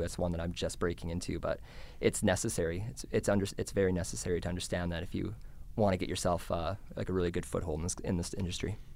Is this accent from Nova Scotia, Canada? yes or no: no; Canmore, Alberta, Canada; my hometown in Camden, Alberta